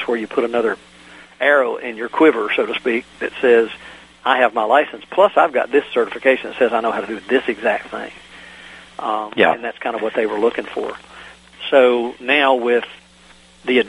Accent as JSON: {"language": "English", "region": "Virginia", "country": "United States", "tie": "born or raised there", "said": "in my home state of Virginia"}